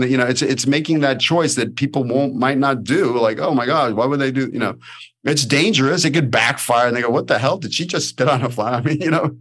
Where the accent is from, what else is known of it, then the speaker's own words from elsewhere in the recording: New York City, New York, United States; accent: New York; moved away as an adult; now in Los Angeles, United States; I'm a kid from Brooklyn